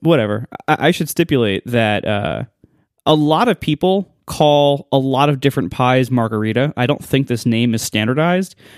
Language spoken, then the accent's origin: English; Ohio, United States; moved away; growing up in Ohio